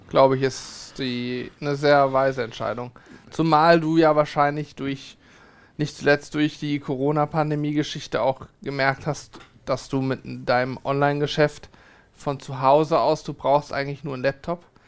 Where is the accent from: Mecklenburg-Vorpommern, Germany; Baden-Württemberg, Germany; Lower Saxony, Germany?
Lower Saxony, Germany; Hanover; als Hannoveraner